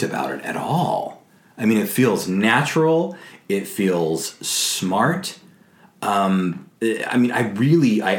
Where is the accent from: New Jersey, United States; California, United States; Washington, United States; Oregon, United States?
California, United States; now in New York City, United States; I come from California